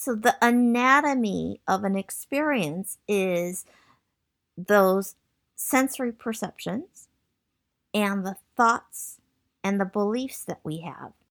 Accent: Michigan, United States; moved away as an adult; also born or lived in Massachusetts / San Francisco Bay Area; I was born in Massachusetts, and I grew up in Michigan

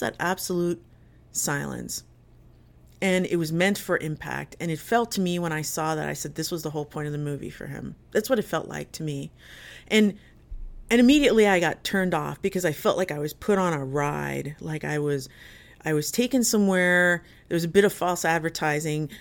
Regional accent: Jersey City, New Jersey, United States; I grew up in Jersey City, in New Jersey

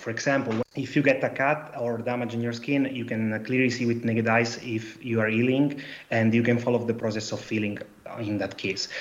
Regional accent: Italy; accent: Italian; English is a second language; now in Antwerp, Belgium; I'm an Italian guy, as you understand from my accent.

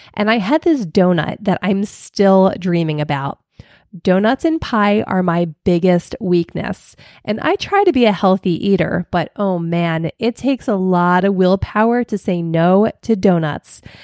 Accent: Philadelphia, Pennsylvania, United States; I'm from Philly

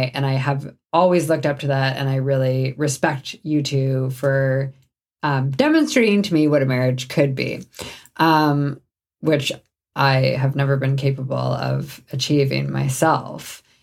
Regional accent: Canada; I'm Canadian

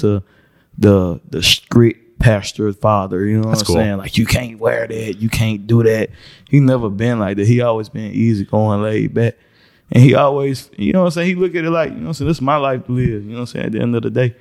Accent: Woodruff, South Carolina, United States; also born or lived in Spartanburg, South Carolina; I'm from Woodruff. And when I was in Woodruff, I really didn't do too much singing. Like, I was quiet. Like, Woodruff so small, man. You go to school and come home

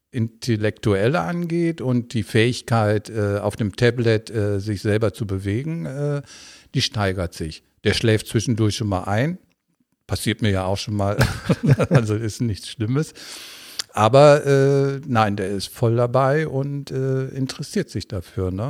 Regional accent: Bocholt, North Rhine-Westphalia, Germany; now in Duisburg, Germany; Also, ich aus Bocholt, ja.

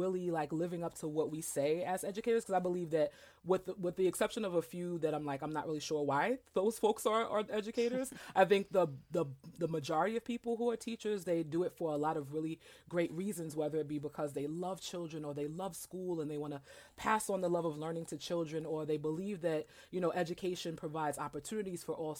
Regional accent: New York City, New York, United States; I am originally from Brooklyn, New York, and I went to elementary school at this, you know, the community school

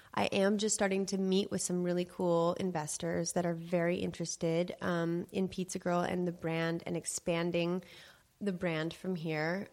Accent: Los Angeles, California, United States; I grew up in the Des Moines pizza family, and in Los Angeles, that's a very well-known pizza, pizza place

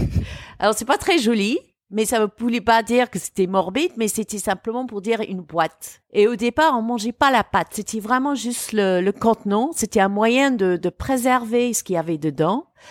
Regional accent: United Kingdom; now in France; l'histoire et la culture de mon pays d'origine

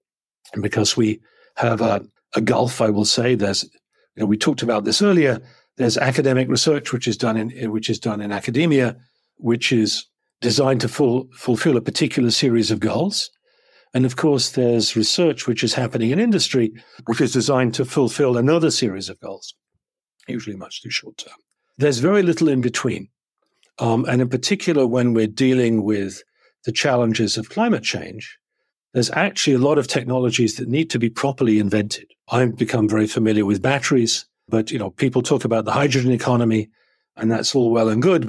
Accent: England, United Kingdom; particularly being English, India has a kind of a certain natural connection, as does Hong Kong. So, you know, so as an Englishman, I can travel to Hong Kong

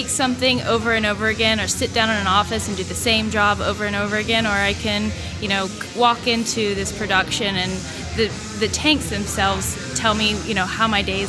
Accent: Tavares, Florida, United States; moved away as an adult; also born or lived in Pensacola, Florida / California / Australia; now in Gulfport, United States; I grew up in a small town called Tavares, known as Lake County

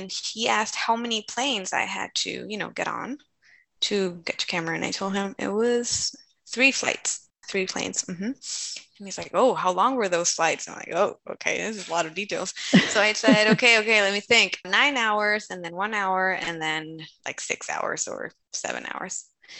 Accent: Colombia; And so I told him, I come from Colombia, South America.

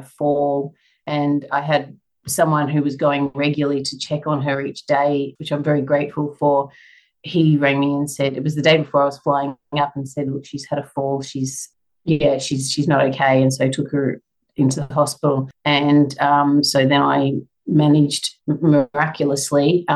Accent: Brisbane, Queensland, Australia; also born or lived in Tasmania; now in Sunshine Coast, Australia; I'm from Brisbane originally growing up, so a little bit familiar with the area.

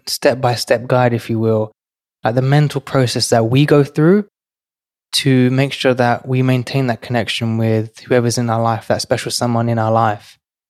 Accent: London, United Kingdom; now in New York City, United States; I've gone from growing up in one of London's most financially deprived and crime-ridden areas to today working in New York City

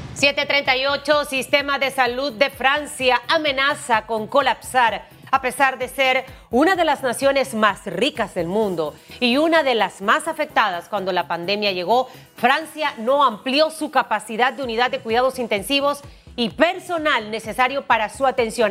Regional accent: Panama

